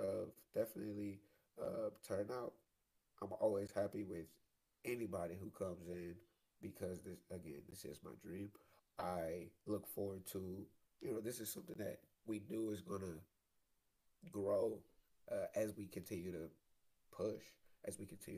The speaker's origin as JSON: {"language": "English", "town": "Detroit", "region": "Michigan", "country": "United States", "tie": "born or raised there", "moved": "yes", "lives_now": "Dallas-Fort Worth, United States", "said": "Detroit, which is my hometown"}